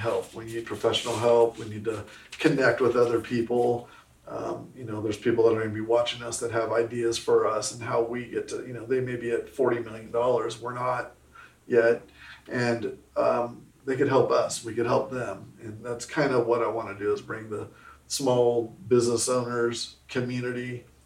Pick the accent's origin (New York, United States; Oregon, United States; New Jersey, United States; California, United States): California, United States; Southern; now in Arkansas, United States; I'm from Southern California. You know, so I'm out here in Arkansas now